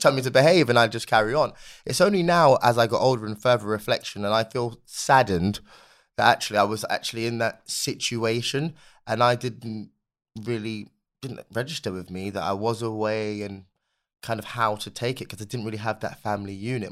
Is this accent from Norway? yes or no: no; London, United Kingdom; a young black kid growing up in London